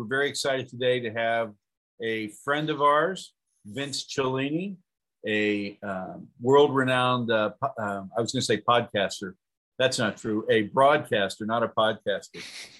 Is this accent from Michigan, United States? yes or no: no; Ohio, United States; you and I grew up in the same era. We grew up in the same state. We probably grew up as Buckeye fans